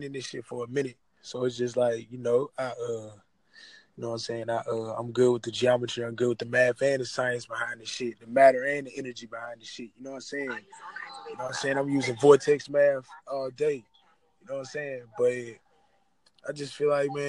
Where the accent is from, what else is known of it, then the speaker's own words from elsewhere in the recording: Nashville, Tennessee, United States; I'm from Nashville